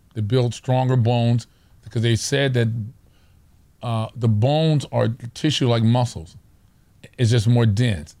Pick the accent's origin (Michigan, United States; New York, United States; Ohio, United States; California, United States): California, United States; Orange County; we're from Orange County. Those of you who don't know where that is, it's, it's, it's suburbia